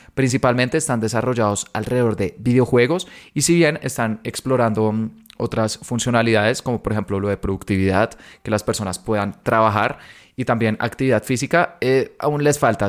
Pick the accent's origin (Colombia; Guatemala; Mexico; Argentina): Colombia; soy de Colombia